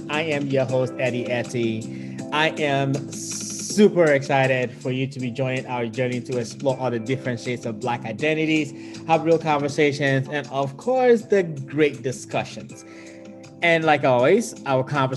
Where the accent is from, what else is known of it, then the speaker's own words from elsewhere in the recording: Ghana; growing up in Ghana